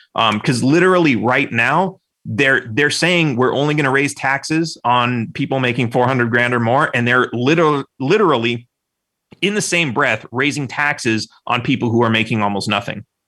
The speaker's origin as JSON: {"language": "English", "region": "California", "country": "United States", "tie": "born or raised there", "said": "I grew up in California."}